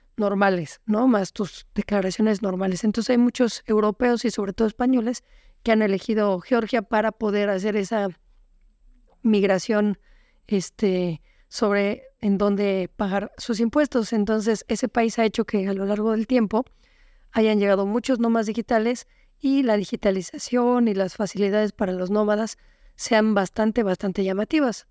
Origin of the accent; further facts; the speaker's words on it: Mexico City, Mexico; moved away as an adult; also born or lived in Playa del Carmen; nosotros somos originales de Ciudad de México